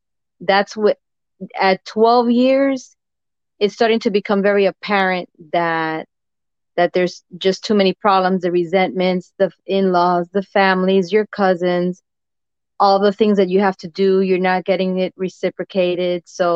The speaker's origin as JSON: {"language": "English", "town": "Jersey City", "region": "New Jersey", "country": "United States", "said": "Jersey City."}